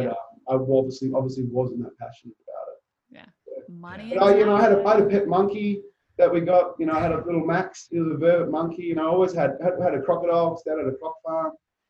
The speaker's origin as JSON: {"language": "English", "country": "Papua New Guinea", "tie": "born or raised there", "also_born_or_lived": "Zambia", "said": "And I think that also came from my background growing up in Papua New Guinea and Zambia and having to change school, going to boarding school, multiple boarding schools."}